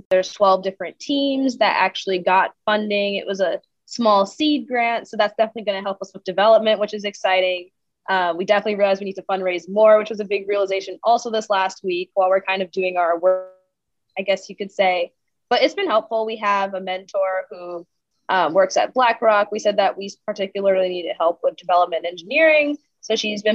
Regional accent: New York City, New York, United States; I grew up in New York City

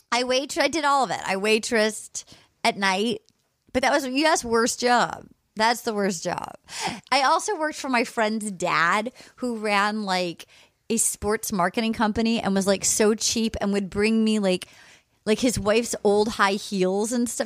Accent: Rhode Island, United States; moved away; I'm from Rhode Island

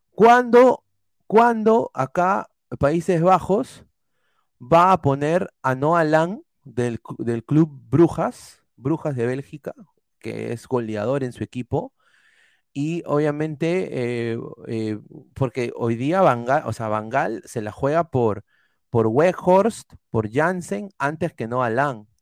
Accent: Peru; somos peruanos

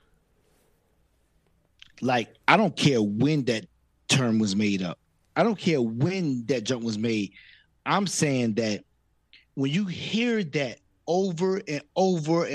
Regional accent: Virginia, United States; we grew up in Virginia

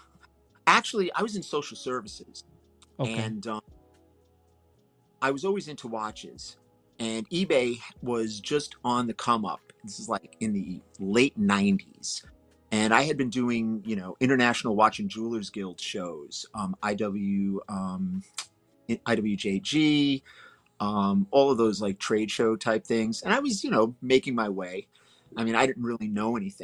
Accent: New York City, New York, United States; I grew up in Brooklyn, New York

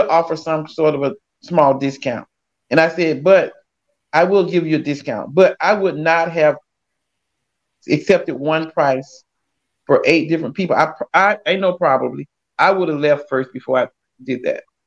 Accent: South Georgia, United States; moved away; I'm originally from South Georgia

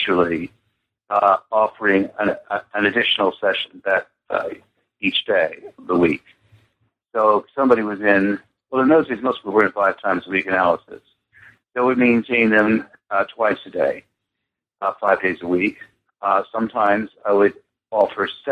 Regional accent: United States; moved away as an adult; also born or lived in London; being an American

